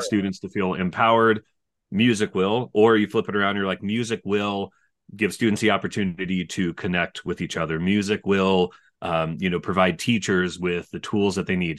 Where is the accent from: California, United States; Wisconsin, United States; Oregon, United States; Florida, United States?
California, United States; moved away as an adult; also born or lived in New York City; I'm from California